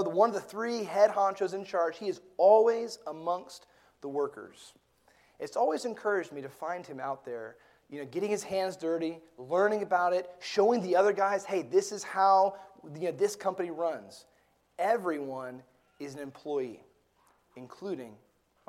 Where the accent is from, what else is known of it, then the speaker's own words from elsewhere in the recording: Gulf of Mexico, Gulf Coast, United States; I grew up fishing on the Gulf of Mexico